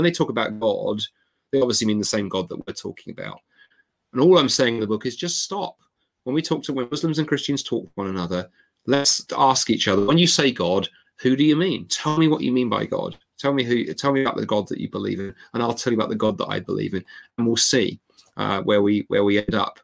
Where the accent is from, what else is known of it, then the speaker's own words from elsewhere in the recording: London, United Kingdom; I grew up in London, a very multicultural city